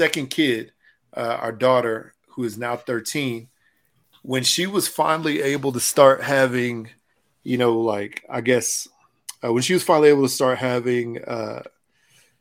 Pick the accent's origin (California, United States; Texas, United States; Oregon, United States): Texas, United States; Houston; I grew up in Houston, you know, went to Dobie High School down there